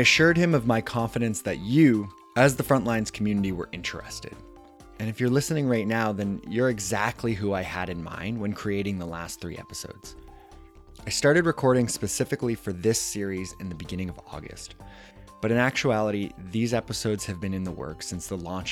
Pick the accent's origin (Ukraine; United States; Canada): Canada; my home country of Canada